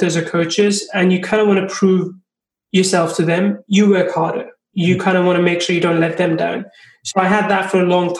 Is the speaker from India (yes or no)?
yes; India; also born or lived in England; now in Finland; I'm from India, I've seen like how things are there. I've lived in England, I live in Finland.